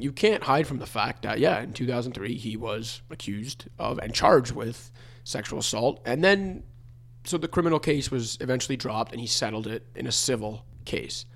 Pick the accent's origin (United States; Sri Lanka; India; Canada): Canada; a young Italian, Canadian basketball fan growing up